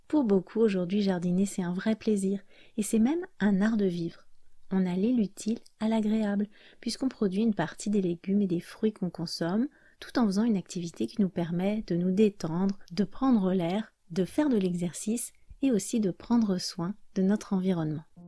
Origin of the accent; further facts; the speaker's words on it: France; je suis française